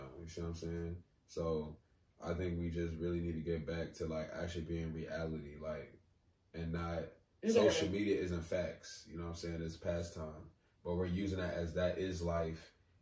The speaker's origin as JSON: {"language": "English", "country": "United States", "tie": "born or raised there", "said": "I'm Nigerian. I was born here"}